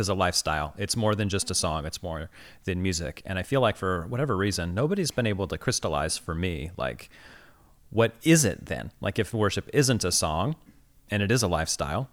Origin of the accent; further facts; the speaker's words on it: Midwest, United States; moved away; Growing up in the Midwest